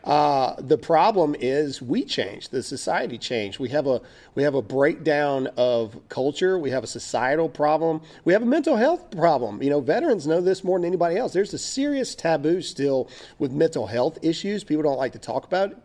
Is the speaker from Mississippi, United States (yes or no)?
yes; Mississippi, United States; moved away as an adult; now in Texas, United States; I'm from Mississippi